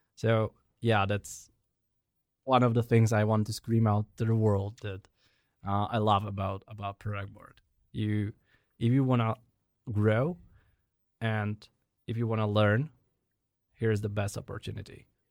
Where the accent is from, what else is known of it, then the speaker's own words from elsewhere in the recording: Prague, Czechia; I was born and raised in Prague, settling in different parts of it over the years